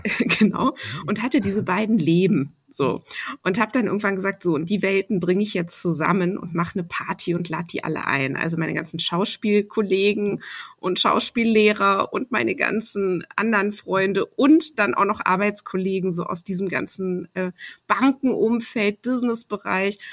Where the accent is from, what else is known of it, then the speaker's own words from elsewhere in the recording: Cologne, North Rhine-Westphalia, Germany; ich bin ja in Köln groß geworden